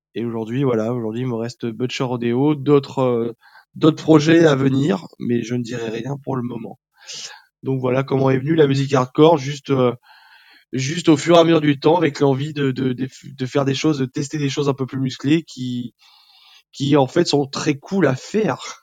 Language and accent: French; southern France, France; moved away as an adult; now in Paris, France; on vient du sud de la France, on est monté sur Paris